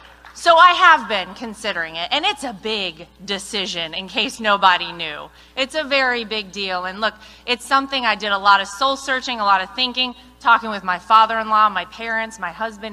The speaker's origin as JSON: {"language": "English", "region": "North Carolina", "country": "United States", "tie": "born or raised there", "said": "my home state"}